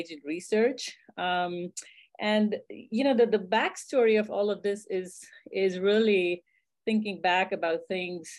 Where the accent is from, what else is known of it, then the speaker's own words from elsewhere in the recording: India; moved away as an adult; I was raised in India